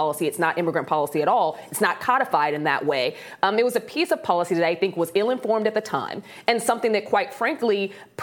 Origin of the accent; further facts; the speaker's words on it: Chicago, Illinois, United States; my hometown of Chicago